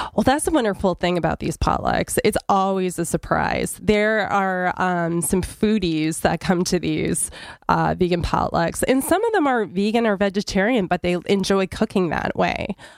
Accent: New Hampshire, United States; I grew up in New Hampshire

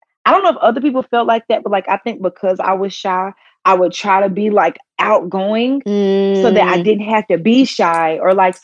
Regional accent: the South, United States; we're from the South. So people always talk like

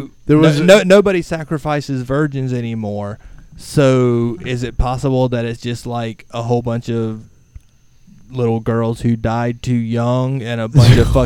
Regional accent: Alachua County, Florida, United States; accent: southern; also born or lived in Lake City, Florida / Gainesville, Florida; I'm from Florida. I was born and raised in for the most part, Alachua County

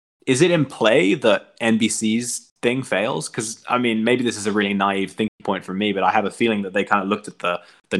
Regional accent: England, United Kingdom; moved away; also born or lived in Northeast United States; growing up in England

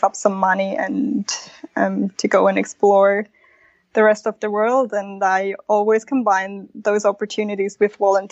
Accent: Switzerland; first language Spanish; English is a second language; moved away as an adult; also born or lived in Mexico / Australia; I was born in Mexico. And then we moved to Switzerland because my dad's born and raised in Switzerland, but he's actually Italian. So grew up my whole life in Switzerland.

